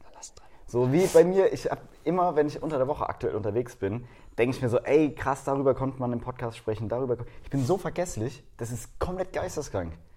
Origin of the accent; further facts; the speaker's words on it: Baden-Württemberg, Germany; bei uns in Baden-Württemberg